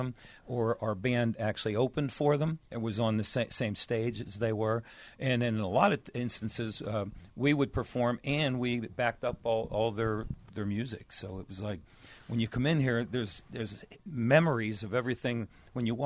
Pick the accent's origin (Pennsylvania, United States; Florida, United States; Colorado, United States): Pennsylvania, United States; Pittsburgh; I grew up in this neighborhood, you know, so when I was born and raised in the Woods Run area down here